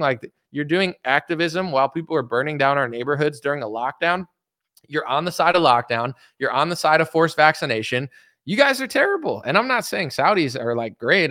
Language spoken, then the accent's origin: English; United States; as an American that loves America